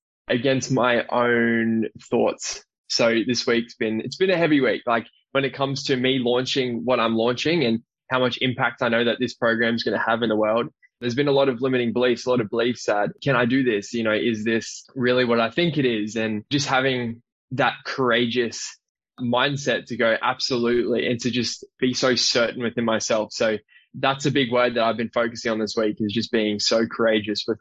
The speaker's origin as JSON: {"language": "English", "town": "Brisbane", "region": "Queensland", "country": "Australia", "tie": "born or raised there", "also_born_or_lived": "South Africa", "lives_now": "Gold Coast, Australia", "said": "I was born in South Africa. I'm from Brisbane. So I was born and I was raised in Brisbane."}